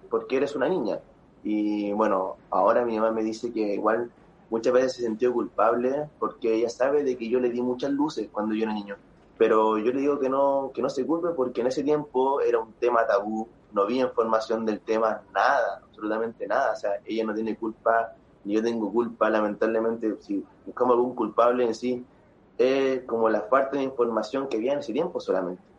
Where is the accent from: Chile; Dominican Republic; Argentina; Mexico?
Chile; Quilpué, Valparaíso; born there; ¿También en Villa en Quilpué, pues, sí.